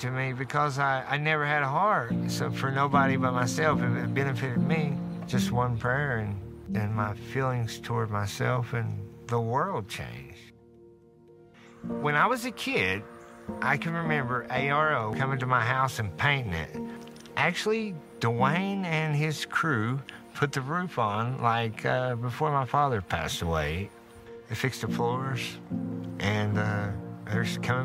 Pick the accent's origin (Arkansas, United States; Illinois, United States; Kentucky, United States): Kentucky, United States; Martin County; I grew up in Martin County here.